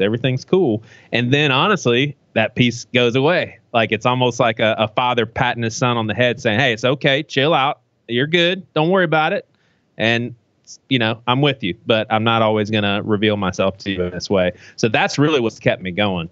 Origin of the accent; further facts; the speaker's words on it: United States; I'm an American